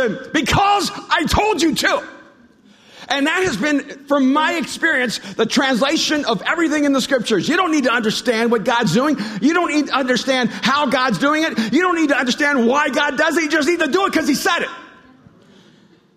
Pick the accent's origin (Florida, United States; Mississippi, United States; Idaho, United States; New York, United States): Florida, United States; Miami; also born or lived in El Salvador; When I grew up in Miami, when we came over from El Salvador.